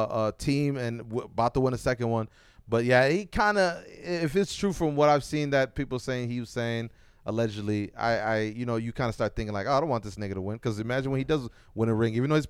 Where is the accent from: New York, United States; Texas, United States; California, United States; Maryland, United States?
New York, United States; Buffalo; Like, it's my team versus Buffalo, even though I'm from Buffalo